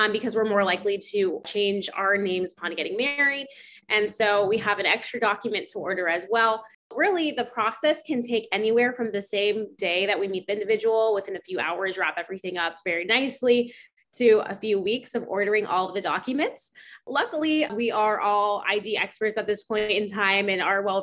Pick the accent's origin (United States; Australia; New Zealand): United States; Orlando, Florida; I'm from Orlando